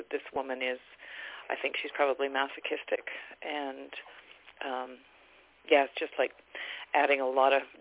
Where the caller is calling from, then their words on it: Canada; I'm I'm from Canada.